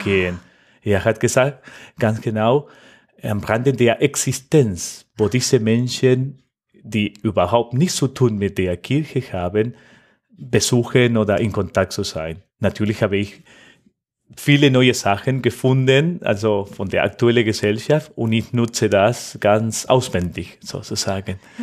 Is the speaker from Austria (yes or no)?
no; Argentina; German is a second language; moved away as an adult; now in Mannheim, Germany; Ich komme aus Argentinien. Oh. Ganz genau am Fluss de la Plata.